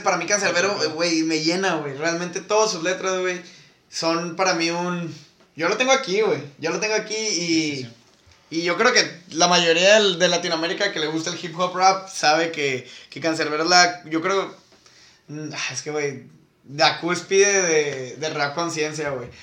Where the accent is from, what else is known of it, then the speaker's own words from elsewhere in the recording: Mexico; soy pinche taco